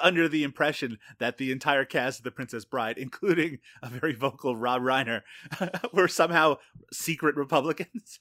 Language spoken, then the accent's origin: English; Canada; as a Canadian